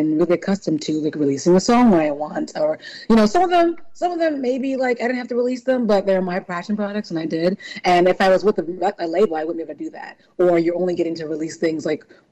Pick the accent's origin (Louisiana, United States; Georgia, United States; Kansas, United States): Louisiana, United States; New Orleans; born or raised there; also born or lived in California / New York / Chicago; now in Philadelphia, United States